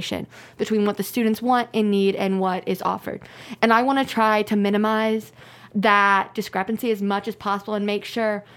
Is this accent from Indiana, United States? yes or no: yes; Brownsburg, Indiana, United States; I'm from Brownsburg, Indiana